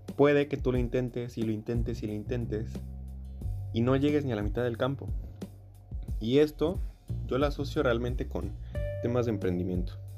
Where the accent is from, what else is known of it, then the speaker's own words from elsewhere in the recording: Veracruz, Mexico; soy de México, bueno, particularmente soy del estado de Veracruz